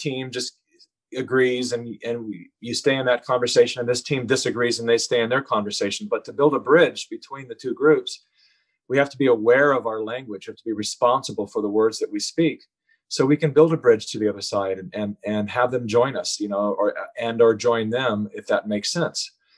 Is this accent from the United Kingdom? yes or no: no; California, United States; having been born and raised in California